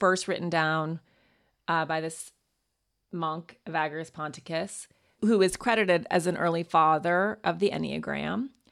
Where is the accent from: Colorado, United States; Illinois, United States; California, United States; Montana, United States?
Montana, United States; moved away; also born or lived in New York; went to boarding school, went to Yale, but I'm from Montana